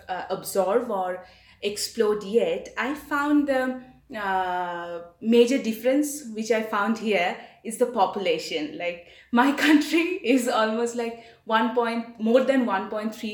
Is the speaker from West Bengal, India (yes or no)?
yes; Kolkata, West Bengal, India; moved away as an adult; now in Johannesburg, South Africa; I am actually from eastern part of India, which is called the city called Kolkata. I'm born and brought up there.